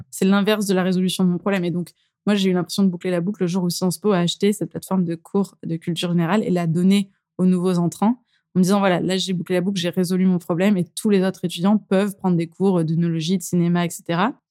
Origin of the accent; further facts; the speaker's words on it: Drôme, near Valence, Auvergne-Rhône-Alpes, France; now in Lyon, France; Alors je suis de la Drôme exactement, plutôt près de Valence, mais je me suis effectivement rapprochée du coup de, là où j'ai grandi.